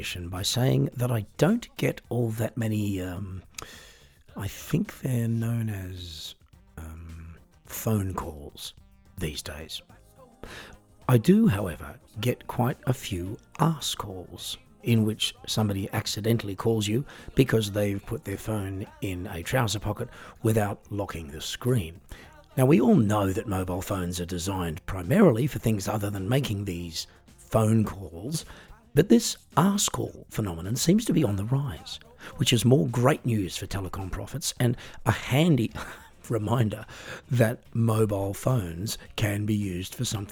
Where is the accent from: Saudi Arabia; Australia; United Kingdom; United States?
Australia; now in Germany; I was born and raised in Australia. I now live in Germany